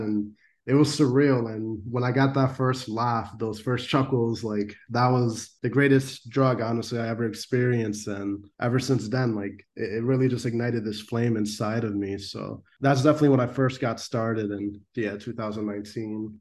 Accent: Norwalk, Connecticut, United States; I grew up in Norwalk, Connecticut, and I still live here. It's my hometown

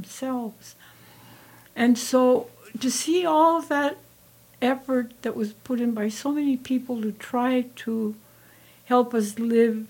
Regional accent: Douglas, Arizona, United States; when I was growing up in Douglas

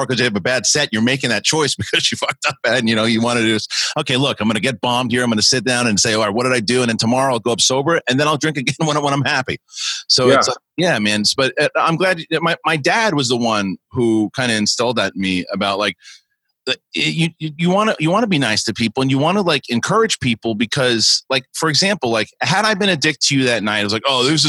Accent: Queens, New York, United States; In Queens, in Bayside, in Queens. And, you know, and then when I went to San Diego for 3 weeks, I was the cool kid. And I was like, wait a minute. Like, I was the cool New Yorker.

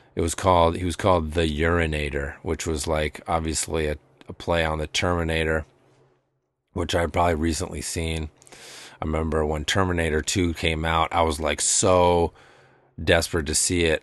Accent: Amherst, United States; moved away; where I grew up in Amherst

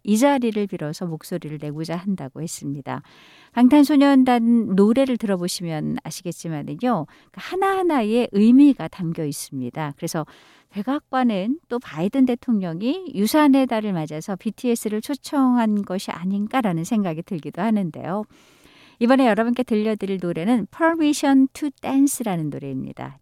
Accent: South Korea; 한국인으로서 자랑스럽기만 하네요

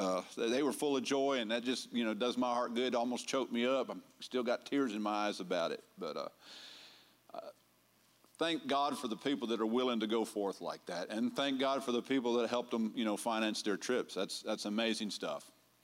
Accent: Vermont, United States; born there; also born or lived in Texas / Florida / Germany / Michigan; I was born in Vermont, so I ain't from around here. But my dad was in the Air Force, and that's where he was stationed when I was born. And we moved all around. We moved to Texas. We moved to Florida.

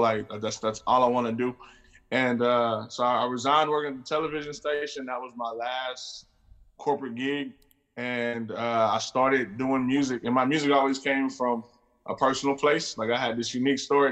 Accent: Houston, Texas, United States; I'm from Houston

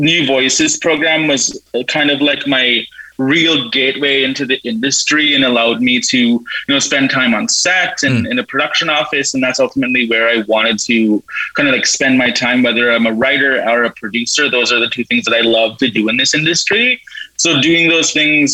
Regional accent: Peguis, Manitoba, Canada; I'm from Treaty One Territory in Pequot, Manitoba

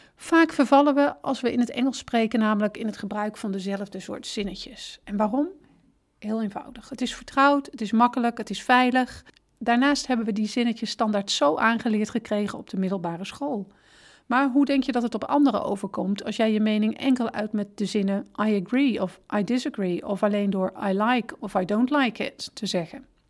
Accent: Netherlands; wij als Nederlanders erg direct zijn

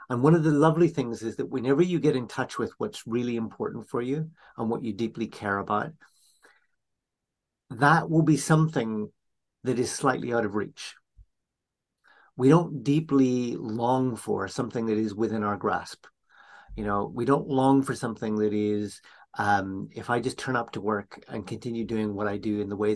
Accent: Northern Ireland, United Kingdom; So, you know, my own family background, I grew up in Northern Ireland during a time of conflict

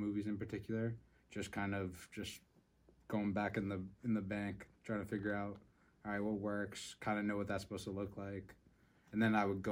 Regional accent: Massachusetts, United States; moved away as an adult; now in Vermont, United States; I grew up in Massachusetts. Me and Connor grew up in the same town. And then for college, I moved up to Vermont.

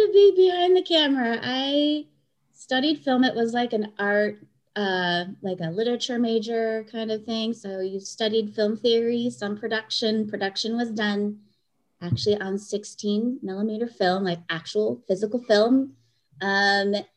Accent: Hayward, California, United States; also born or lived in Santa Barbara, California / Los Angeles, California; I was born and raised here in the Bay, Hayward, California

